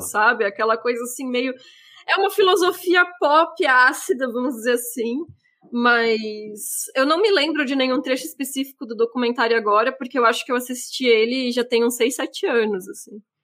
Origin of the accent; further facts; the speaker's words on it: interior of Santa Catarina, Brazil; moved away; eu sou do, do, interior de Santa Catarina e meio que uma das únicas formas de lazer que a gente tinha acesso era é cinema